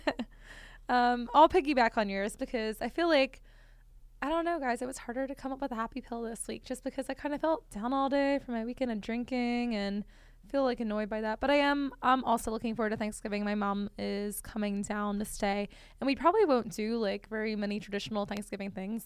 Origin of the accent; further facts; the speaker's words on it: Northeast, United States; now in Richmond, United States; I am from the Northeast